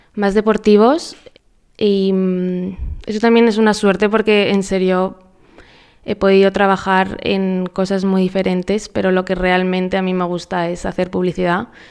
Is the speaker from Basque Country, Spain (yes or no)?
no; Madrid, Community of Madrid, Spain; moved away as an adult; now in Paraguay; soy de Madrid, llevo un año y medio viviendo en Paraguay